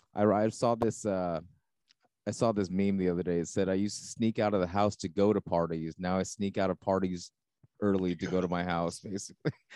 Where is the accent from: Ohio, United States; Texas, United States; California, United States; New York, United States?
California, United States; Los Angeles County; I grew up uh, not L.A. L.A. proper, but I grew up L.A. County too